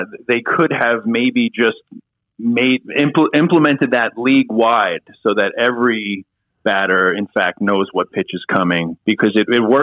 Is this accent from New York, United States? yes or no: yes; New York, United States; as a New Yorker